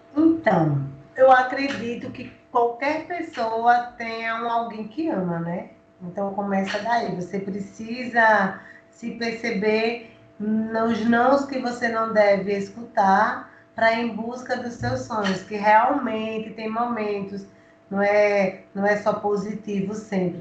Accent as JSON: {"language": "Portuguese", "region": "Alagoas", "country": "Brazil", "said": "como mulher, como alagoana"}